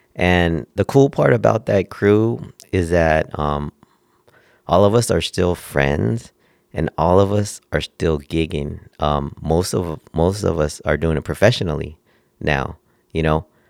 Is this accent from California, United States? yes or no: yes; Oxnard, California, United States; moved away as an adult; also born or lived in Northridge, California; now in Las Vegas, United States; I grew up in Oxnard, California, um, little city, uh, around Ventura before Santa Barbara.